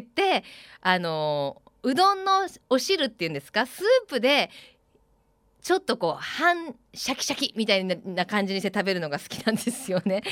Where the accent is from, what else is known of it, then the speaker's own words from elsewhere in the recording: Kansai, Japan; now in Fukuoka, Japan; 私あの 関西出身なので